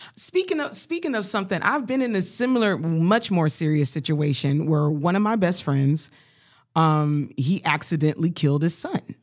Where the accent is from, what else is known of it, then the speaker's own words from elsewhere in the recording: Colorado, United States; growing up in Colorado